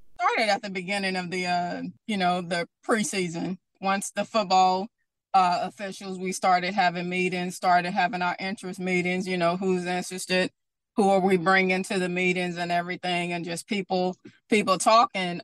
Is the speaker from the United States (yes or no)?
yes; Bastrop, Louisiana, United States; moved away; also born or lived in Baton Rouge; Growing up in Bastrop, Louisiana, North Louisiana, you know, I grew up watching Louisiana Tech